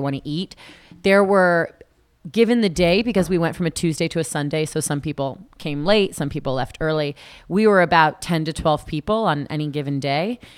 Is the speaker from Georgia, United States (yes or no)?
no; South Florida, United States; also born or lived in Tallahassee, Florida; I was born and raised in South Florida